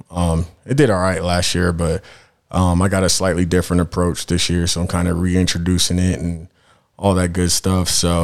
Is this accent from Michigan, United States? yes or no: no; Denver, Colorado, United States; I'm from Denver. I'm actually a Denver native, uh, and yeah, and that's where, that's where I'm at right now